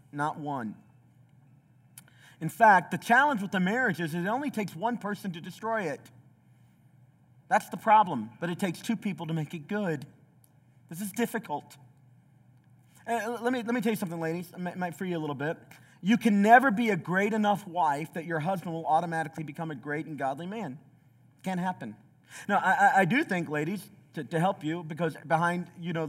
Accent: southeast Tennessee, United States; also born or lived in Chicago; I grew up in the southeast of Tennessee. I was born in Chicago, southeast Tennessee

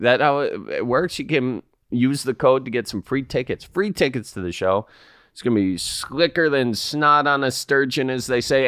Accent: Midwest, United States; me being from, you know, the Midwest

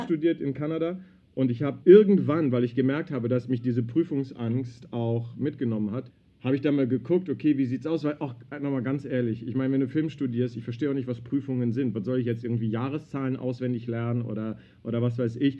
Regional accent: Berlin, Germany; Ich bin in Berlin groß geworden, im Westzentrum.

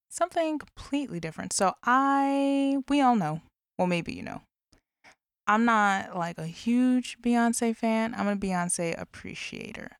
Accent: Illinois, United States; in Illinois as well, my home state

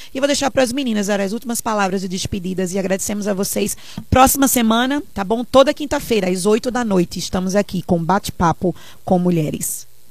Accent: Recife, Pernambuco, Brazil; eu pelo menos cresci numa igreja em Recife

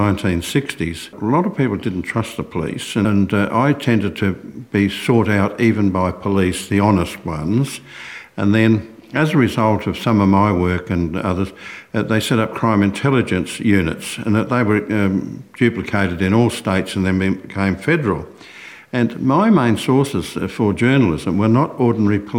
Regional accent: Broken Hill, New South Wales, Australia; moved away; also born or lived in Sydney; my hometown of Broken Hill in Western New South Wales

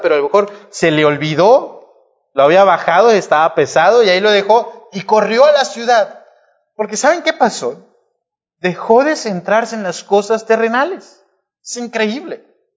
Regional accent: Monterrey, Nuevo León, Mexico; nuestra condición como humanos, como mexicanos, como regios

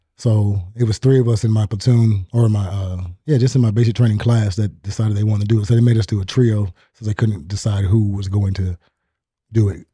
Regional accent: Sitka, Alaska, United States; moved away; I grew up in a island called Sitka, Alaska

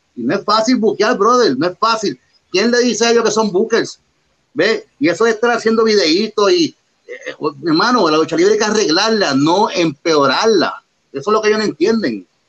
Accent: Puerto Rico; Somos los únicos boricuas sin estar en televisión de los de Luis, que hemos viajado el mundo completo, representando, claro, nuestra isla.

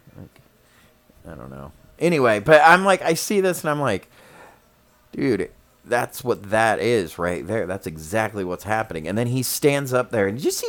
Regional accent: United States

